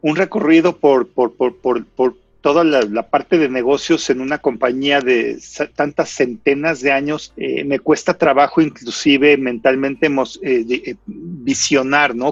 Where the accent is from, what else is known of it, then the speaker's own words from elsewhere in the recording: Mexico; los que somos mexicanos